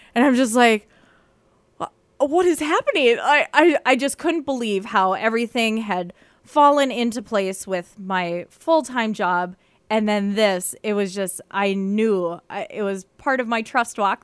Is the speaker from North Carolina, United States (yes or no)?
no; Carrington, North Dakota, United States; moved away as an adult; now in Bemidji, United States; I am from mid North Dakota, like central North Dakota. I'm from Carrington